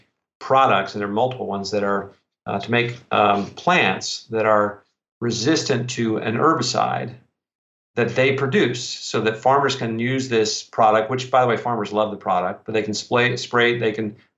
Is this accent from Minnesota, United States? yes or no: no; Columbia, South Carolina, United States; I'm from South Carolina also.